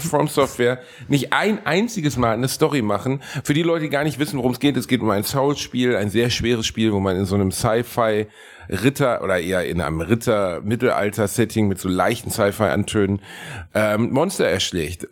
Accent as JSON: {"language": "German", "country": "Germany", "said": "ich bin Deutscher"}